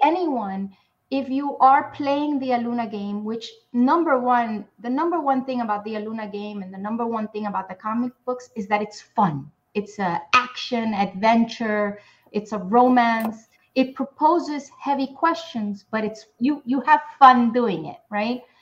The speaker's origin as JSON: {"language": "English", "town": "New York City", "region": "New York", "country": "United States", "tie": "born or raised there", "said": "I grew up in Spanish Harlem in New York City."}